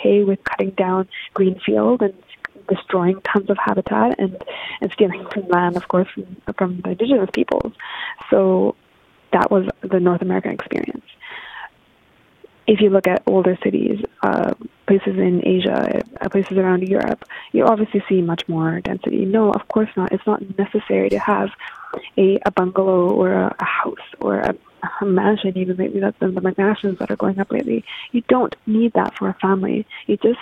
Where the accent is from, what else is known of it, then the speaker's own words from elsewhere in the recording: Japan; now in Vancouver, Canada; I was born in Japan, actually. I'm half Japanese